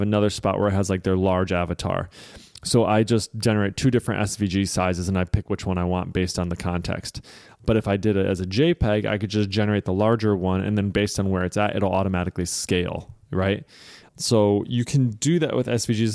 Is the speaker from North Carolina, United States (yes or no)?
no; Michigan, United States; I'm from Michigan